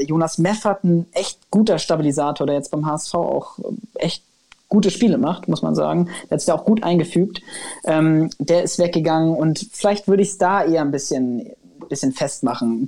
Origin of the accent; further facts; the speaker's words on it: Kiel, Schleswig-Holstein, Germany; Ich bin ja in Kiel geboren worden